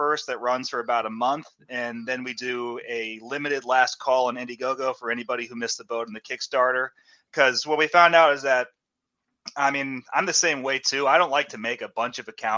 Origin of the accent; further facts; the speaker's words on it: Northern Virginia, United States; now in Arkansas, United States; I'm originally from Northern Virginia